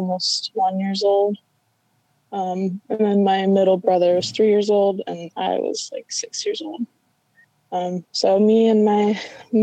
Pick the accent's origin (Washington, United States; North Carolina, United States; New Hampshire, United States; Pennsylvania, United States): Washington, United States; Vancouver; we grew up in Vancouver, Washington, and just like a small like suburb kind of area